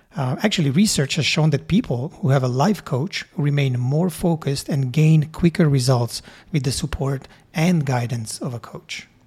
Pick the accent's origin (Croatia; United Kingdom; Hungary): Hungary; moved away as an adult; now in Canada; I grew up in Hungary and immigrated to Canada when I was nineteen years old.